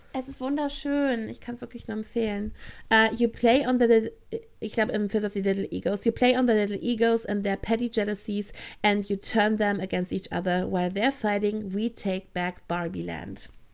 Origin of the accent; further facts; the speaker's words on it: Ruhr area, North Rhine-Westphalia, Germany; ich komme aus NRW